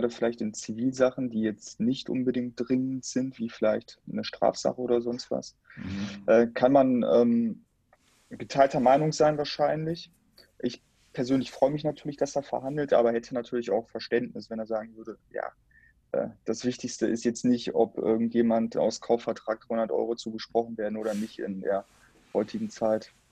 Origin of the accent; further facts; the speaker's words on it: Dortmund, North Rhine-Westphalia, Germany; ich bin ja Dortmunder und du ja auch Teil Dortmunder